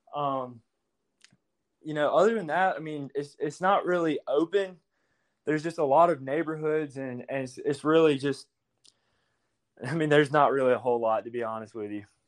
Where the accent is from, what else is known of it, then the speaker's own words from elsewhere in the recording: Hope Hull, Alabama, United States; I'm actually from Hopeful, Alabama.